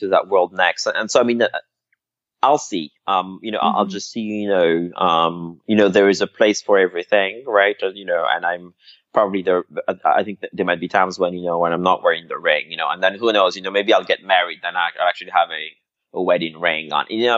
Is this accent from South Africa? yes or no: no; Madagascar; moved away; also born or lived in Paris; the religious setting that I was brought up in Madagascar.